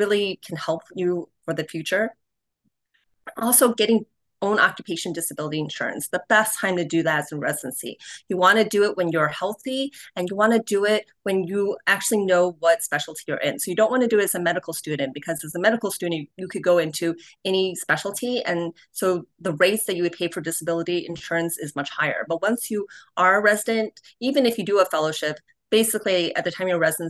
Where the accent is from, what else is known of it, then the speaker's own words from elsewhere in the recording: Cleveland, Ohio, United States; Cleveland, which is actually my hometown. That's where I grew up